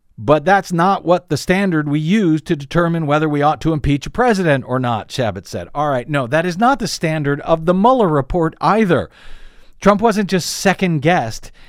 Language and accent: English; St. Louis, Missouri, United States; my hometown, Stanley Cup champion, Saint Louis Blues